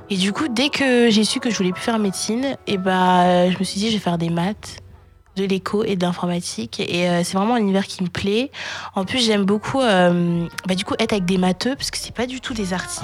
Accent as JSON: {"language": "French", "town": "Évry", "region": "Île-de-France", "country": "France", "tie": "born or raised there", "also_born_or_lived": "Courbevoie, France", "said": "j'ai grandi à Évry en 91"}